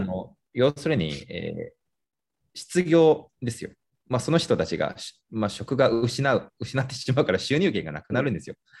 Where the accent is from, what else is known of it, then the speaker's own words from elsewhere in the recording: Nanjing, Jiangsu, China; moved away; 自分が出身地の南京